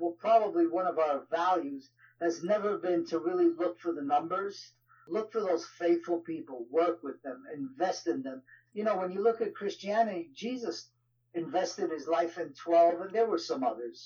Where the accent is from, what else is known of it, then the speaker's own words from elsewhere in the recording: New York, United States; accent: New York; my wife kids me with my New York accent